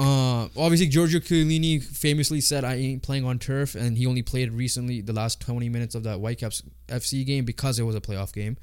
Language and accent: English; Canada; we're Canadian